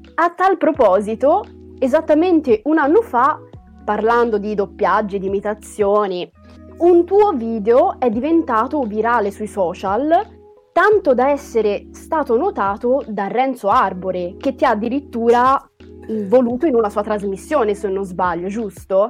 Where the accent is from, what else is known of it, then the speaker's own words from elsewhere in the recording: Tuscany, Italy; noi siamo toscani